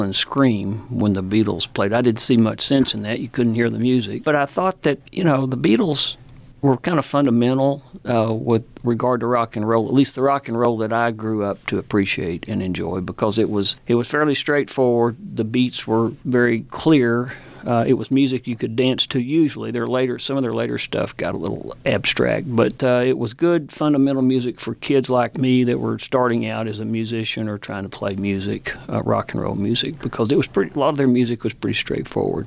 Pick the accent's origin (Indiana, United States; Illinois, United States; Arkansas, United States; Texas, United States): Texas, United States; Vernon; I grew up in Vernon, of course, not in Lubbock